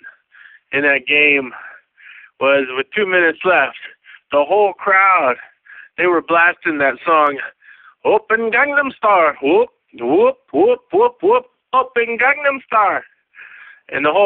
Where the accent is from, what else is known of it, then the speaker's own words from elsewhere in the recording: the Northwest, Pacific Northwest, United States; I'm from the Northwest